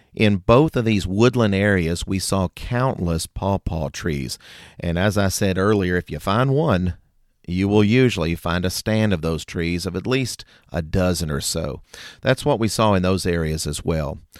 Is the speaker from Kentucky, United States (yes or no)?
yes; Kentucky, United States; in my home state, Kentucky